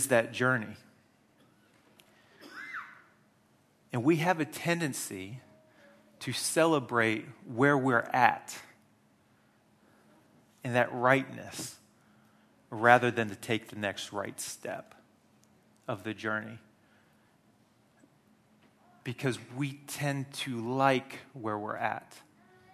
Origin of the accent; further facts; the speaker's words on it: United States; moved away; I grew up in the Wesleyan Methodist Church in America